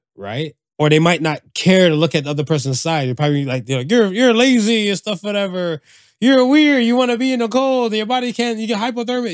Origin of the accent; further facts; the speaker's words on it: United States; I grew up in America